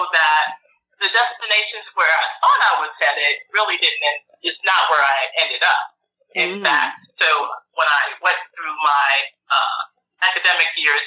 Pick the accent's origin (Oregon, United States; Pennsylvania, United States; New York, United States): New York, United States; moved away; also born or lived in Florida / Indiana / Oklahoma; I grew up in New York, moved to Florida when my parents, I say they kidnapped me